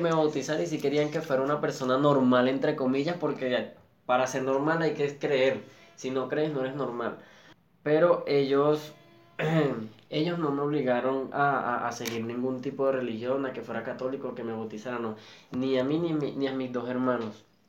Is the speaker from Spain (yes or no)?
no; Caracas, Capital District, Venezuela; yo vengo de un barrio de Antímano, Caracas